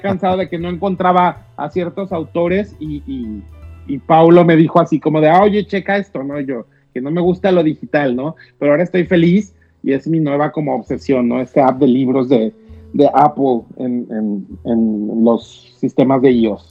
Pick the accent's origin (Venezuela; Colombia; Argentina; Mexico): Mexico; como mexicanos